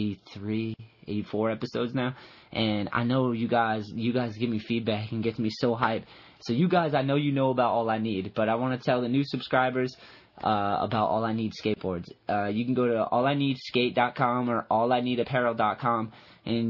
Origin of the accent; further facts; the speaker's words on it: East Coast, United States; I grew up on the East Coast, and I went to California